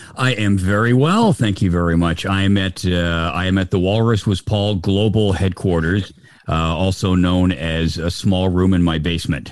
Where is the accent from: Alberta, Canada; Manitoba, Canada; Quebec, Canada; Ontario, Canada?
Ontario, Canada; Oshawa; now in Toronto, Canada; born and raised in Oshawa